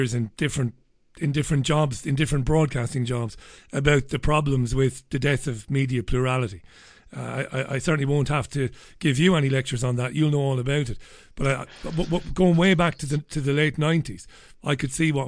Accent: Waterford, Munster, Ireland; I come from Waterford

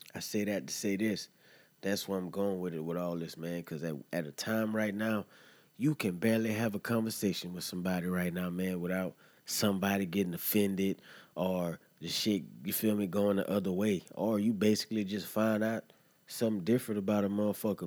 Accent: Louisiana, United States; moved away as an adult; now in Florida, United States; I was born in Louisiana, lived in Louisiana, man, and then I, I journeyed out here to Florida, man, and I've been here for the past 11 to 13 years off and on

